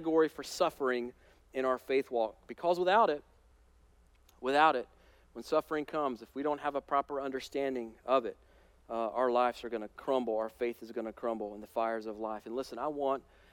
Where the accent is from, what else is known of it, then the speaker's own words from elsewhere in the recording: United States; As American Christians